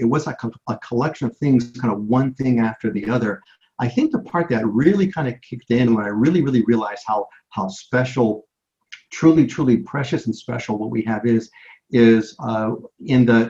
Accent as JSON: {"language": "English", "town": "Chicago", "region": "Illinois", "country": "United States", "tie": "born or raised there", "moved": "as an adult", "lives_now": "Hawaii, United States", "said": "I was born in Chicago."}